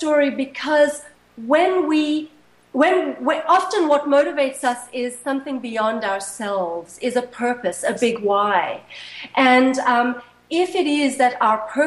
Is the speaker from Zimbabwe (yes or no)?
yes; Zimbabwe; when I was 5 or 6 growing up in Zimbabwe. It was then Rhodesia.